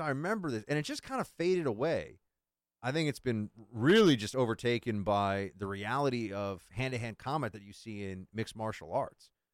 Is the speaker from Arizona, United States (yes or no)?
no; New York, United States; moved away as an adult; now in Washington, D.C., United States; coming as a New Yorker